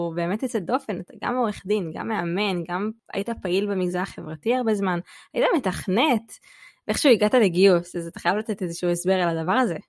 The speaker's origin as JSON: {"language": "Hebrew", "town": "Jerusalem", "region": "Jerusalem District", "country": "Israel", "tie": "born or raised there", "also_born_or_lived": "Beersheba", "moved": "as an adult", "said": "אני ירושלמית במקור, גדלתי בירושלים"}